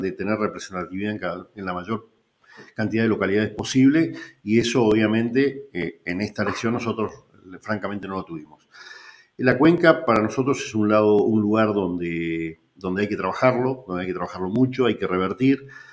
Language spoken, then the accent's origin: Spanish; Puerto San Julián, Santa Cruz, Argentina; ser intendente en la localidad donde, donde naciste